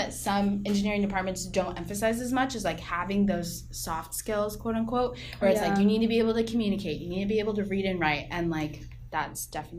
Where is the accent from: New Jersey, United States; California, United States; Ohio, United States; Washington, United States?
Washington, United States; Lynnwood; also born or lived in Mountlake Terrace, Washington; I'm from Linwood, Washington, and Mountlake Terrace, Washington, that area. So it's about 20 minutes north of Seattle.